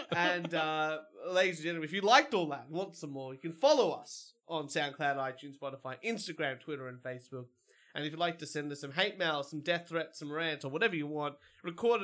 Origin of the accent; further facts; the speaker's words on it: Australia; I'm an Australian